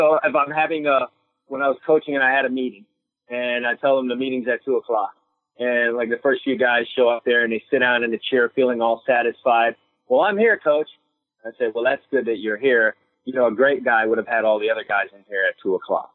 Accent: New York City, New York, United States; moved away; also born or lived in Trinidad / Florida; I was born in Brooklyn, quickly moved to Trinidad, lived there for 3 years of my life, came back into the United States when I was 5

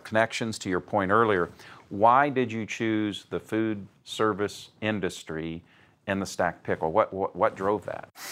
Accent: Indianapolis, Indiana, United States; I'm in my hometown of Indianapolis, Indiana

